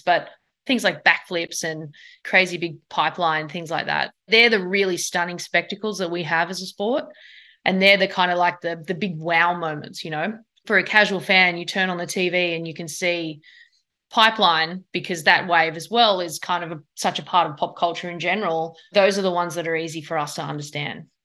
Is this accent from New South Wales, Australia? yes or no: yes; Sydney, New South Wales, Australia; now in United States; where I grew up in Bondi